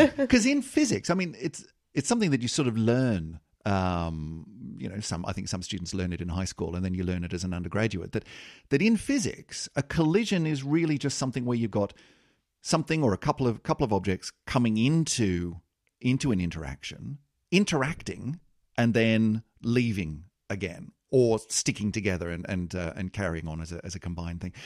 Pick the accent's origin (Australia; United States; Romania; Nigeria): Australia; I'm an I'm an Australian